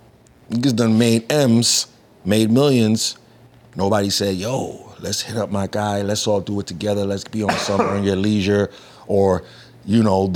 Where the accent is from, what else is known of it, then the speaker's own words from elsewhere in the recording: New York, United States; also born or lived in Trinidad; now in Florida, United States; Because I'm from New York.